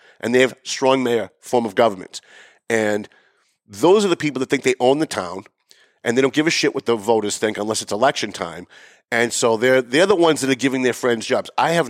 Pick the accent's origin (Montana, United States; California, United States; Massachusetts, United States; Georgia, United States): Massachusetts, United States; North Andover; North Andover, my hometown